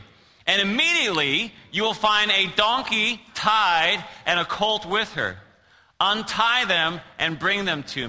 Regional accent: Newfoundland and Labrador, Canada; moved away; I grew up in Newfoundland, Canada

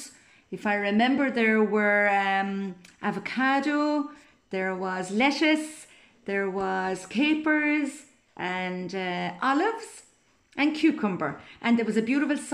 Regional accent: Cork, Munster, Ireland; I'm from Cork in Southern Ireland. I was born and reared on a dairy farm next to the iconic Blarney Stone

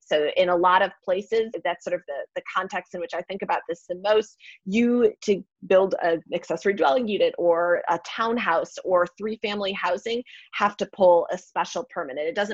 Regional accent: Milwaukee, Wisconsin, United States; I'm from Milwaukee, Wisconsin

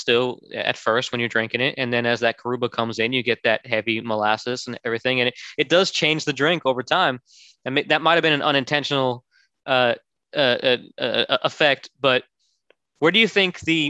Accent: Orlando, Florida, United States; I grew up in Orlando, Florida.

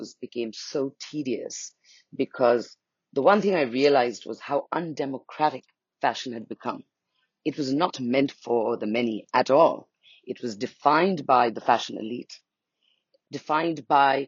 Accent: Nepal; also born or lived in India; now in Bali, Indonesia; I'm from Nepal, and I live in India for a long time.

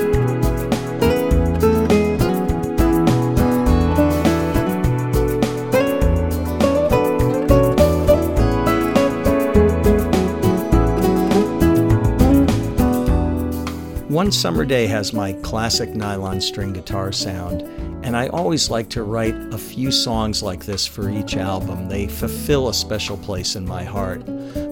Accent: United States; also born or lived in East Coast of the United States; growing up outside of New York for a while

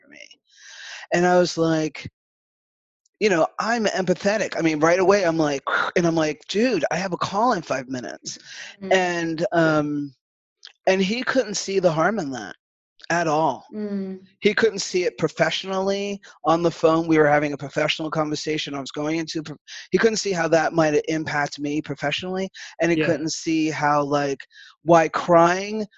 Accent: New York City, New York, United States; growing up in the Bronx with like a rainbow of people

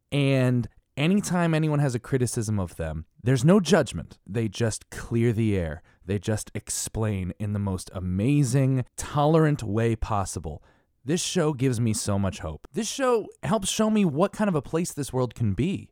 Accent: Connecticut, United States; I'm from Connecticut

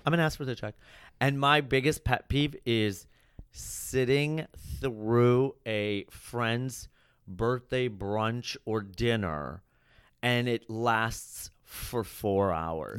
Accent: Chicago, Illinois, United States; I grew up in Chicago, and then I went to Columbia College there

